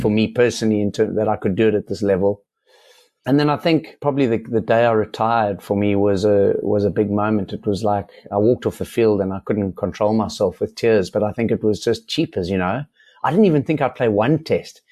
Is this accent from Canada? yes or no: no; South Africa; as a South African